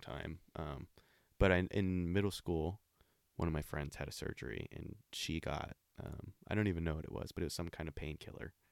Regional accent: Olympia, Washington, United States; I'm from Olympia, Washington

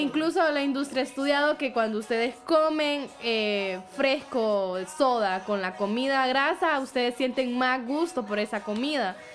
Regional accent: Honduras; Ese es nuestro carbohidrato como cultura hondureña

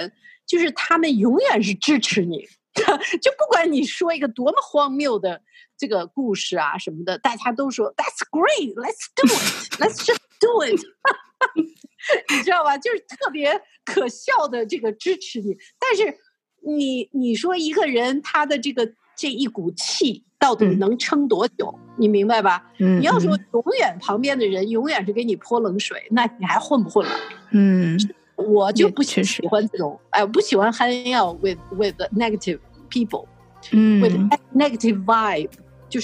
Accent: China; now in Canada; 因为我从大陆过来嘛，因为你知道大陆生活过的都是大起大落的那种生活

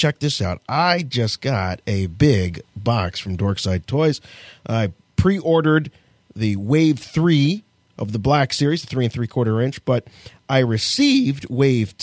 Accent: United States; I'm American

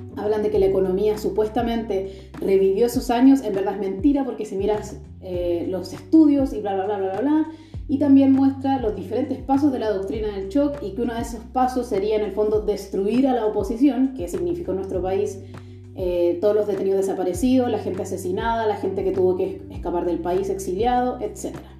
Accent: Chile; now in Germany; soy chilena, pero vivo en Alemania

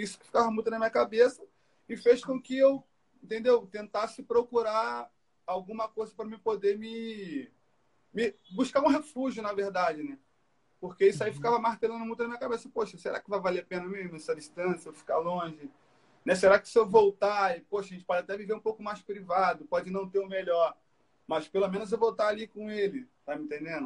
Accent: Brazil; also born or lived in France; chegar no Brasil foi algo, pô, minha terra, meu lugar

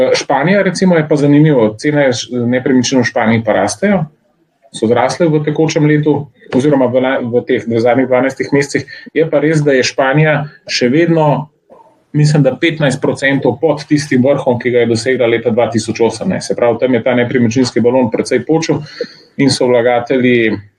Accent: Slovenia; Slovenci smo

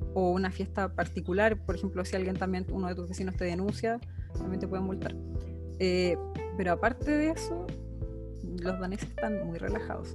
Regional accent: Santiago, Santiago Metropolitan Region, Chile; moved away as an adult; now in Denmark; yo soy de Santiago

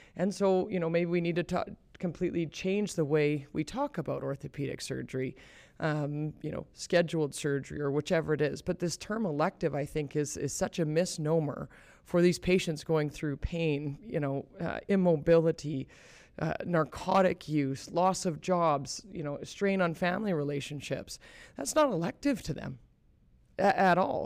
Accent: Calgary, Alberta, Canada; moved away as an adult; also born or lived in upstate New York / Boston; now in Kelowna, Canada; I grew up here in Calgary, so it's, it's really nice to be back home.

